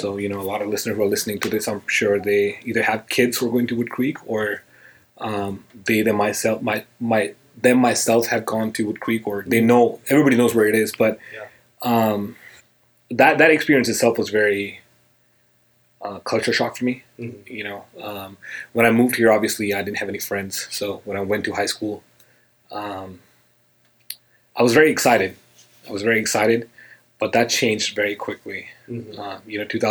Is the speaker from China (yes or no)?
no; India; now in United States; Okay, well, I was born and raised in India. I moved to the United States in 2001. It all began for me in India, really.